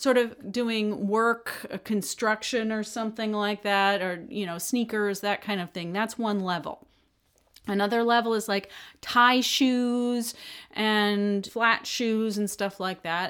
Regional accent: United States; being an American

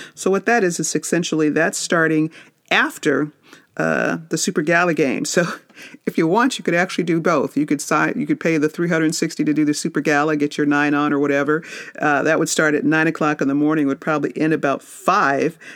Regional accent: Las Vegas, Nevada, United States; I grew up in Vegas

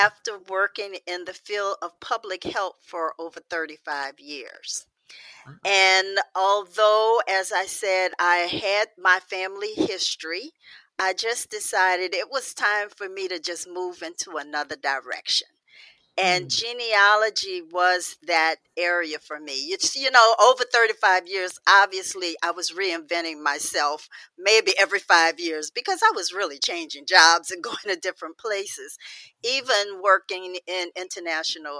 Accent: New Orleans, Louisiana, United States; grew up in New Orleans around a very large extended family

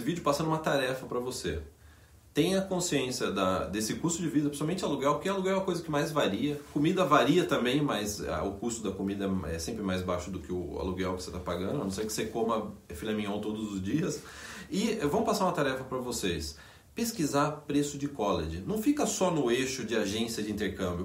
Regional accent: Brazil; also born or lived in Vancouver area, Canada; now in Vancouver, Canada; nossa infância no Brasil

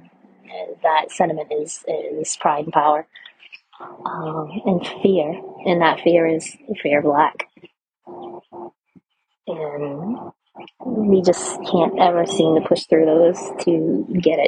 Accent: Rhode Island, United States; I'm from Rhode Island. It's like the freaking pinky fingernail of the United States.

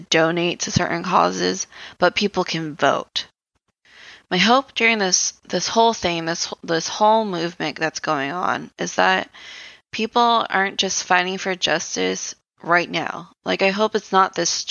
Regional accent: United States; as Americans

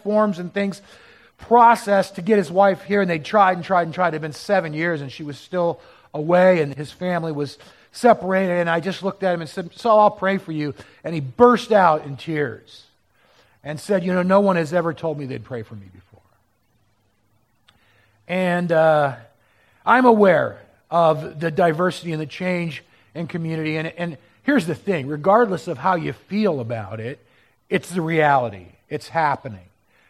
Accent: Southern California, United States; moved away as an adult; now in Portland, United States; growing up in Southern California

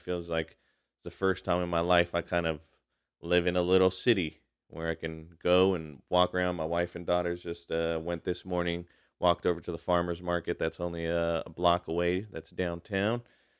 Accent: Hayward, California, United States; also born or lived in Chicago; when I was born in Southern California, as we moved around Southern California, Northern California, and then in Chicago as well, before my family came back and settled in Hayward

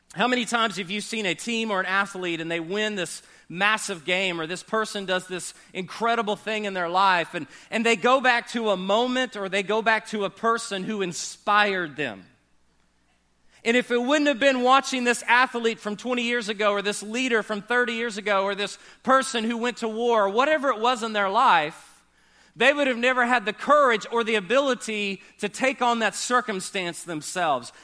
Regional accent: United States; We're American.

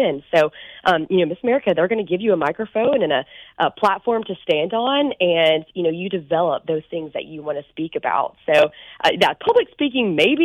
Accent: Sylacauga, Alabama, United States; I'm from Sylacauga, which is, I like to say, the happiest place on earth

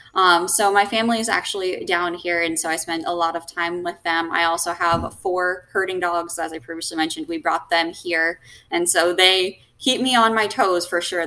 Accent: Warner Robins, Georgia, United States; moved away as an adult; also born or lived in West Palm Beach, Florida; now in Florida, United States; Georgia, Warner Robins, Georgia. Nobody's really ever heard of it, but kind of mm-hmm. did a little bit of growing up there

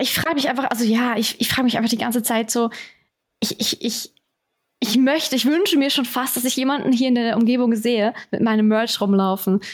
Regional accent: Switzerland; Bei uns ist das in den Mietwohnungen alles alles schon drin

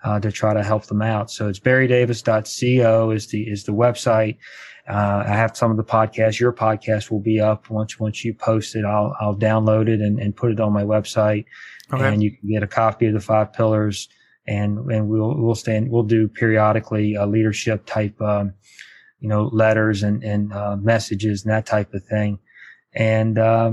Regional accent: Charlottesville, Virginia, United States; also born or lived in Culpeper, Virginia; I grew up in Charlottesville, Virginia

